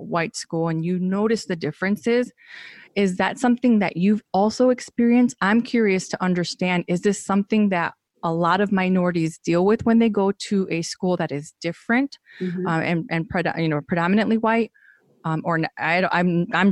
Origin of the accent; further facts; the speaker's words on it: Aurora, Illinois, United States; also born or lived in Naperville; growing up in Aurora, but then my mom used a fake address, so we went to Naperville schools since third grade